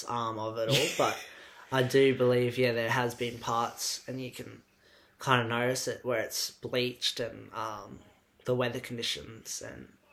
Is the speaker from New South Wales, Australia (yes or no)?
no; Cairns, Queensland, Australia; moved away as an adult; now in Melbourne, Australia; growing up in Cairns